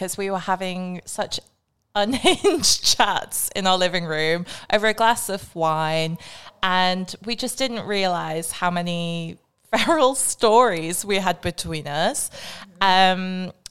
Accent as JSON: {"language": "English", "town": "Newcastle upon Tyne", "region": "North East England", "country": "United Kingdom", "moved": "yes", "lives_now": "Sydney, Australia", "said": "I'm from Newcastle in the UK, but living in Sydney with the gorgeous Olivia."}